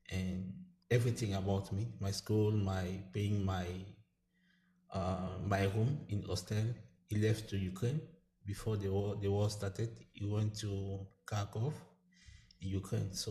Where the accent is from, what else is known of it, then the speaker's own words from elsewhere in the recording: Cameroon; moved away; also born or lived in Belarus; I come from Cameroon, but uh, not directly because I was living in Belarus. I spent years in Belarus so yeah, but I left Cameroon because I was uh, persecuted about my sexual orientation.